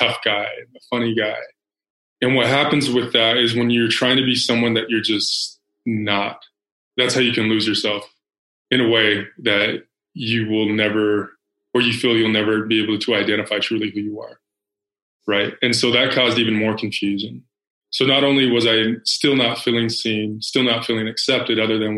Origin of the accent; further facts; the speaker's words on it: Salt Lake City, Utah, United States; also born or lived in Phoenix, Arizona; predominantly white in Salt Lake City, Utah. I was born in Phoenix